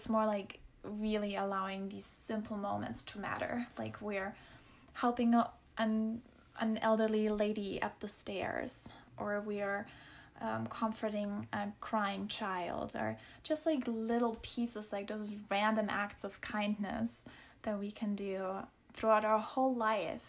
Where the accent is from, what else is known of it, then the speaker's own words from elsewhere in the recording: Germany; moved away; That's where I grew up in Germany